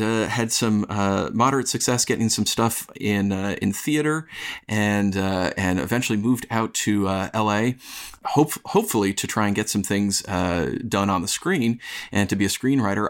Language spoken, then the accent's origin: English; upstate New York, United States; accent: upstate New York; moved away as an adult; now in Los Angeles, United States; I am originally also from New York, and I'm still working hard to get rid of my upstate New York accent